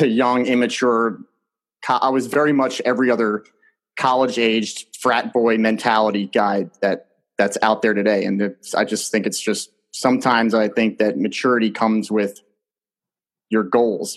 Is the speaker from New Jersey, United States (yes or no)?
yes; New Jersey, United States; growing up in New Jersey in that community